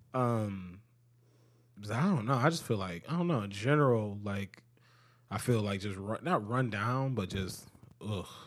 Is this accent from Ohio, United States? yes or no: yes; Cleveland, Ohio, United States; also born or lived in Akron, Ohio; I'm from Cleveland